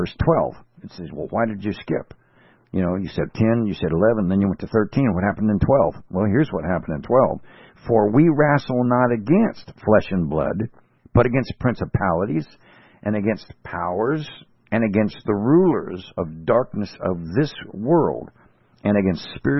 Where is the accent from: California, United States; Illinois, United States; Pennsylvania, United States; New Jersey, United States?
California, United States; I'm from California